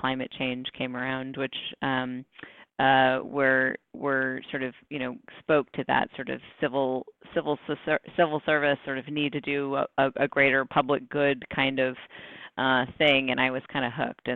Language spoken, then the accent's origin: English; New Hampshire, United States; I grew up in New Hampshire